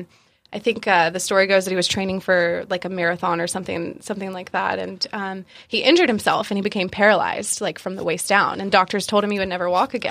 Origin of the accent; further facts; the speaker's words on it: South Carolina, United States; also born or lived in Georgia; I was born in Georgia and I was raised in South Carolina. I was raised by my grandparents